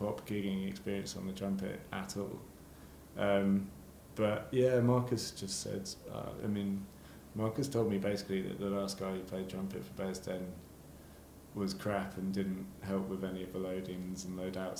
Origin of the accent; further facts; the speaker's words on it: Shrewton, South West England, United Kingdom; now in Brighton, United Kingdom; I grew up in Wiltshire, about a mile from Stonehenge